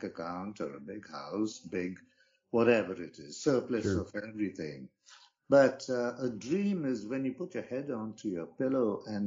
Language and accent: English; Bangalore, Karnataka, India; moved away as an adult; also born or lived in England / Austria; now in United States; I was born in India in a town called Bangalore.